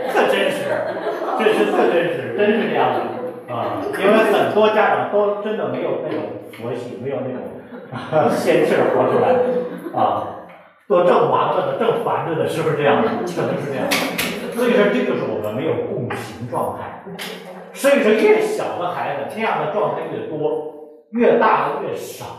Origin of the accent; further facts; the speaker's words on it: China; 因为我们都是中国人